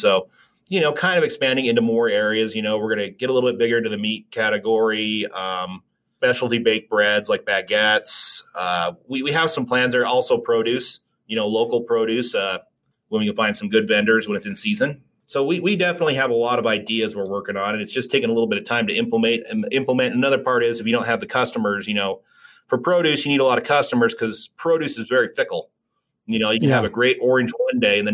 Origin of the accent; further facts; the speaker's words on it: Idaho Falls, Idaho, United States; moved away as an adult; also born or lived in Boise; now in Salt Lake City, United States; growing up in Idle Falls